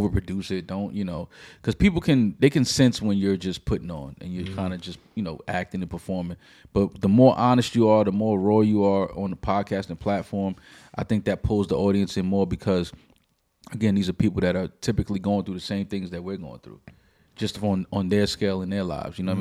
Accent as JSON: {"language": "English", "town": "New York City", "region": "New York", "country": "United States", "tie": "born or raised there", "said": "growing up in New York"}